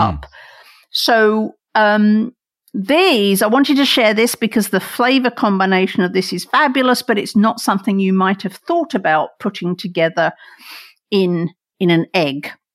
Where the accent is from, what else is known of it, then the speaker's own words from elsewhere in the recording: England, United Kingdom; now in United States; I grew up in England and then I moved here